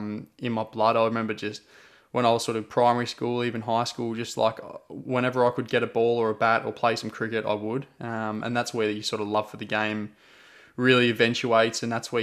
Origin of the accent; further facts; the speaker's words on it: England, United Kingdom; born there; I was born in England and all my family is still back there.